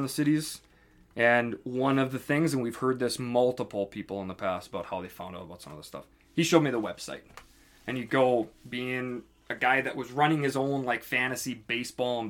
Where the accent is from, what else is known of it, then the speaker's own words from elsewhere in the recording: northern Minnesota, United States; I'm from Minnesota, but I'm from northern Minnesota, small town.